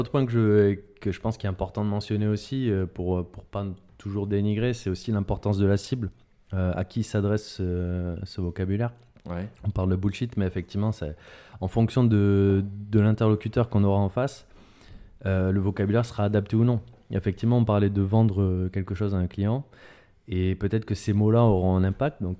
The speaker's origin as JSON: {"language": "French", "country": "France", "said": "en tant que, effectivement, en tant que Français"}